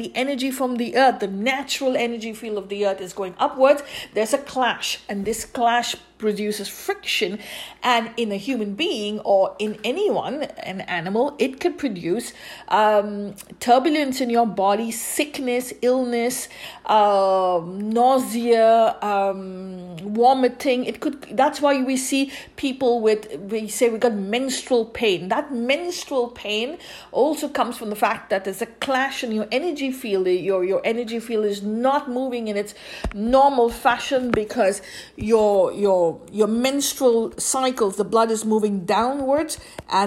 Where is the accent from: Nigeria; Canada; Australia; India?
India; I grew up in India